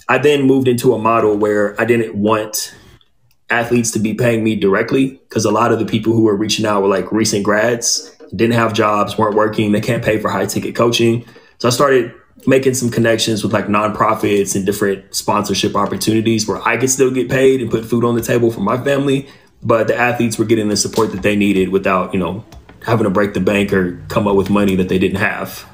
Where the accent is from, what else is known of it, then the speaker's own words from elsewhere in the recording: Inland Empire, Southern California, United States; moved away as an adult; also born or lived in Pasadena, California / Los Angeles, California / San Diego, California / Orange County, California; now in Austin, United States; I grew up in the Inland Empire, which is east of LA. I was born in Pasadena, then my family moved east